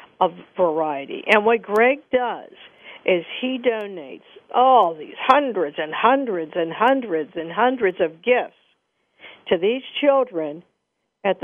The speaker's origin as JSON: {"language": "English", "town": "Moon Township", "region": "Pennsylvania", "country": "United States", "said": "I'm from Moon Township"}